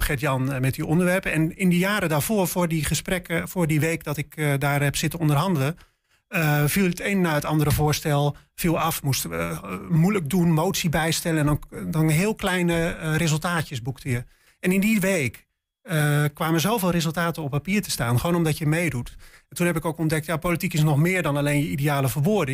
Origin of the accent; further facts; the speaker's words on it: Spakenburg, Utrecht, Netherlands; moved away as an adult; also born or lived in Leiden / Delft; now in Enschede, Netherlands; Ik kom zelf uit Spakenburg